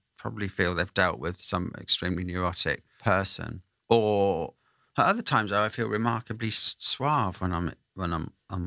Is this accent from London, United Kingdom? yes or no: no; Derby, East Midlands, United Kingdom; moved away; I'm from Darbspondon, Derby originally